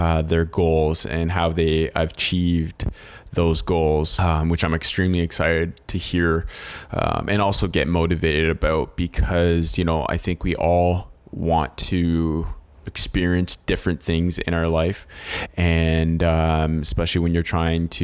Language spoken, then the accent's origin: English; Hamilton, Ontario, Canada; born and raised in Hamilton, Ontario